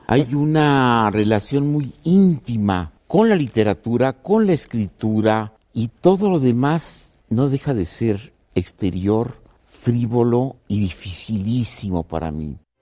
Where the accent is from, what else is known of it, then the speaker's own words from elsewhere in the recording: Ciudad Juárez, Chihuahua, Mexico; moved away; Nací en Ciudad Juárez, me marcó la relación con los norteamericanos, lo que era sacar en aquel tiempo el pasaporte, la visa y luego me fui a Chihuahua a estudiar con los jesuitas